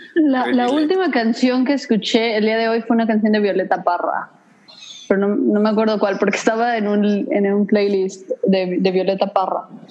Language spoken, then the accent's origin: Spanish; Mexico City, Mexico; moved away as an adult; also born or lived in Cancún; now in Idaho, United States; yo soy chilanga, eh, nací en la Ciudad de México